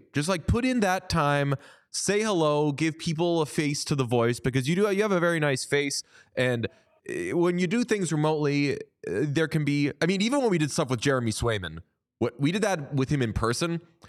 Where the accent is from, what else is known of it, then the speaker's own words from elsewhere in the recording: Buffalo, New York, United States; I'm from Buffalo.